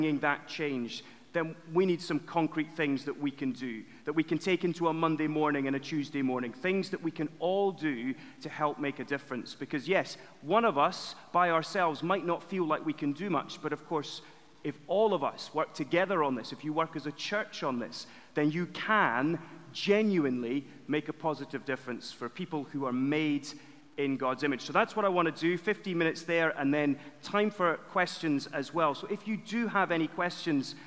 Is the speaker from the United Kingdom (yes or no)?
yes; Edinburgh, Scotland, United Kingdom; moved away as an adult; now in London, United Kingdom; I'm from Edinburgh originally, which is the greatest city apart from Winchester